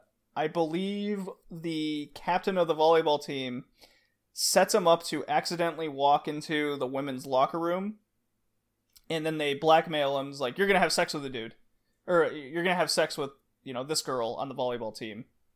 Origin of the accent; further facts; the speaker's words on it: Texas, United States; I grew up in Texas.